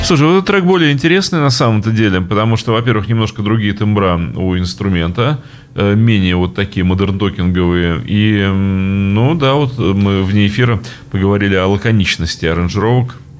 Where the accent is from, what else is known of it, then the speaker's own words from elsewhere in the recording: Saint Petersburg, Russia; я же петербуржец